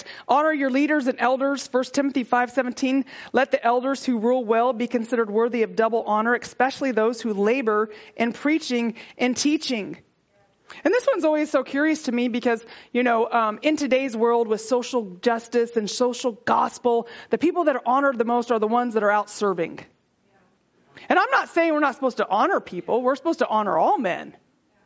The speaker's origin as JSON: {"language": "English", "region": "Texas", "country": "United States", "said": "I'm from Texas"}